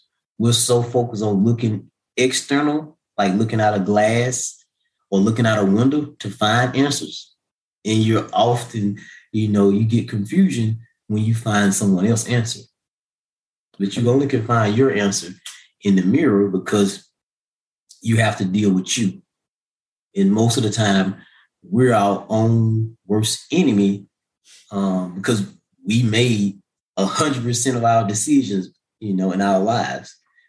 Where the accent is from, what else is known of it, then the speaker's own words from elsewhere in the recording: Missouri, United States; My mom used to tell me all the time growing up, you know, I was from Missouri, the show me state.